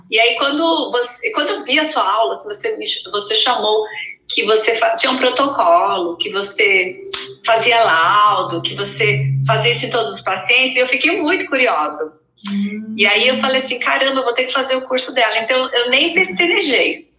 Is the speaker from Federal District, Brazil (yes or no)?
no; Mogi das Cruzes, São Paulo, Brazil; eu sou de Mogi das Cruzes, é, lá, coladinha São Paulo